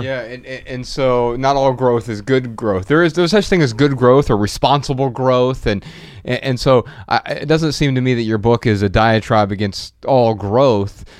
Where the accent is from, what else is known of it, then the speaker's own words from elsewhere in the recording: United States; I'm American.